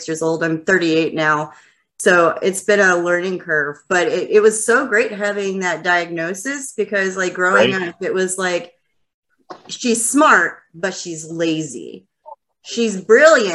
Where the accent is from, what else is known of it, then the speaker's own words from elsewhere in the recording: Lubbock, Texas, United States; also born or lived in Dallas, Texas / North Fort Worth, Texas; now in Fort Worth, United States; I'm originally from Lubbock, but I live in Dallas now.